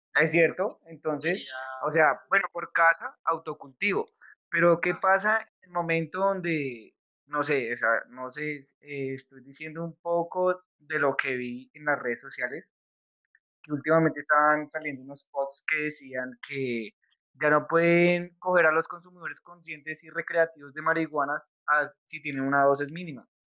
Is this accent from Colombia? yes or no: yes; Colombia; somos de Colombia